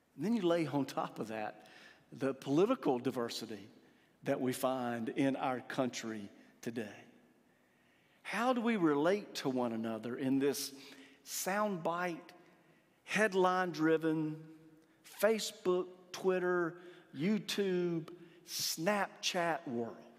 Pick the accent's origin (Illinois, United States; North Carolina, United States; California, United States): North Carolina, United States; Eastern; Growing up in Eastern North Carolina